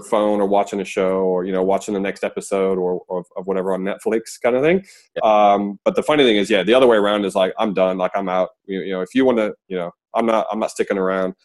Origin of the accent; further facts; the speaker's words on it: United States; now in Australia; me being American, but I live in Australia now